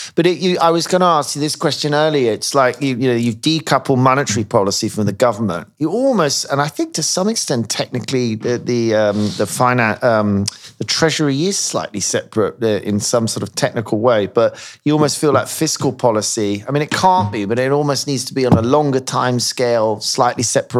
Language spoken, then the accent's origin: English; Ghana; I'm from Ghana. I'm what, you know, this is my nationality.